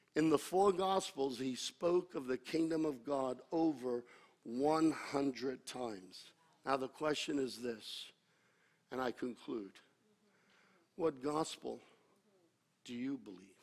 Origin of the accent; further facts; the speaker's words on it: United States; I'm an American. And I'm proud to be an American